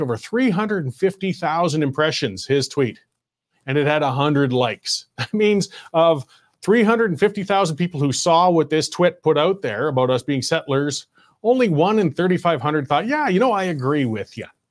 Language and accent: English; Canada; I was born in Canada